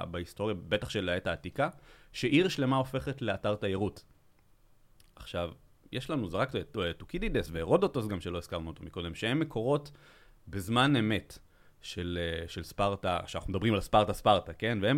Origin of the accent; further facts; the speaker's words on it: Belgium; moved away; אני מבלגיה בכלל